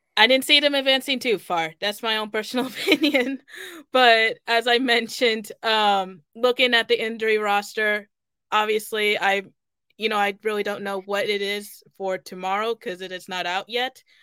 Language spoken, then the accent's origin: English; Kansas City, United States; born or raised there; moved away